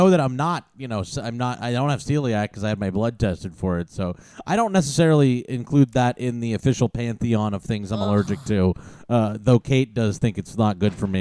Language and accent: English; New York City, New York, United States; Manhattan, New York